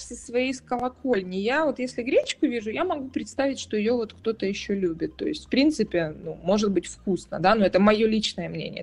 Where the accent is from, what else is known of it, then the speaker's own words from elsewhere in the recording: Kyiv, Ukraine; moved away as an adult; now in Germany; я выросла в Киеве